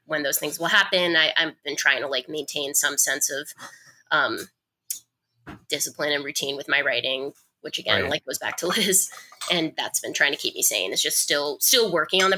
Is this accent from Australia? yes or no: no; rural Vermont, United States; When I was 15 living in rural Vermont